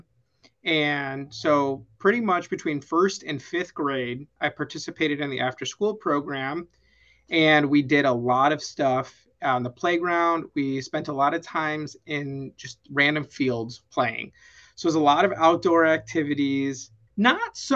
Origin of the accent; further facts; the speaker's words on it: Vernon Hills, Illinois, United States; moved away as an adult; now in Arizona, United States; I grew up in a town called Vernon Hills, Illinois. It's a northwest suburb of Chicago